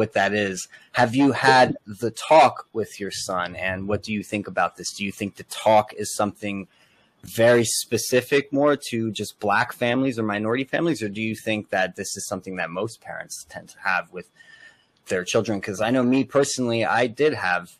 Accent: Elizabeth, New Jersey, United States; I'm from Elizabeth, Union County.

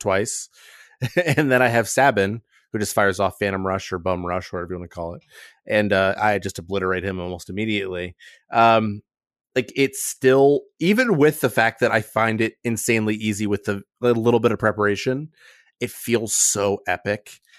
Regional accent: Akron, Ohio, United States; I was raised in a grinding culture, um, 'cause I'm from Akron, Ohio, and that's who we are

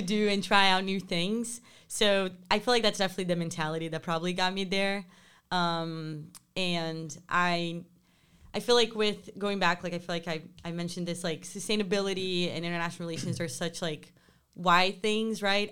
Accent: Rio de Janeiro, Brazil; moved away as an adult; growing up in Rio

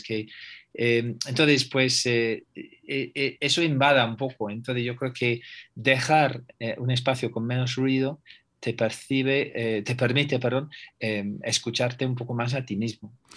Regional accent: England, United Kingdom; Spanish is a second language; now in Spain; yo soy inglés

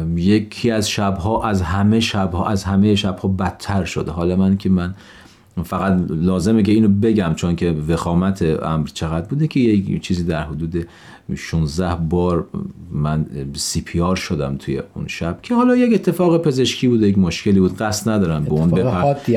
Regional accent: Gonbad-e Kavus, Golestan, Iran; من در یک شهر شمالی در ایران به دنیا آمدم گنبد کاووس در یک خانواده بهایی پدر و مادر هر دو بهایی در یه همچین خانواده به دنیا آمدم

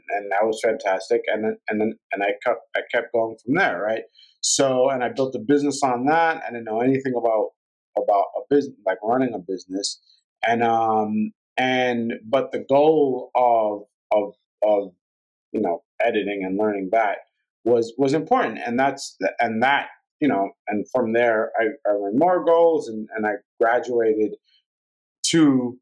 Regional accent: New York City, New York, United States; I grew up in Brooklyn

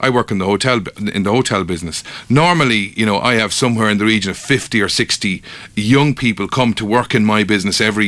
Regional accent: Limerick, Munster, Ireland; moved away as an adult; now in Kilkenny, Ireland; I didn't grow up here. I grew up in Limerick, and I moved here 15 years ago

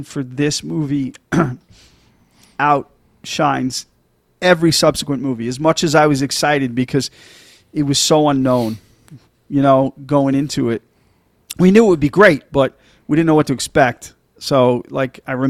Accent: New York, United States; as a New Yorker

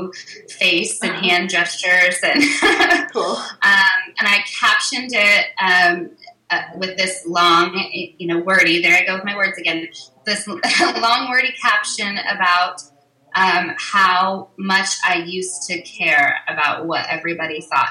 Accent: Oklahoma, United States; moved away as an adult; also born or lived in Kansas; I grew up in Oklahoma and back here now

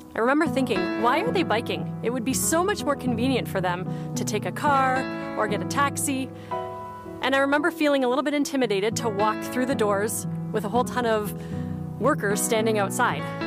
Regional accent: Leamington, Ontario, Canada; I grew up in Leamington, Ontario

